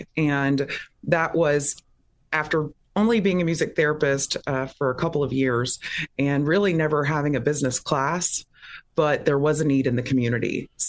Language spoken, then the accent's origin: English; Pensacola, Florida, United States; also born or lived in Texas / Louisiana; now in Orlando, United States; Well, I am a native Floridian. I was born in Pensacola, Florida, and then my father was a minister, so we moved around the South, the Gulf Coast a lot.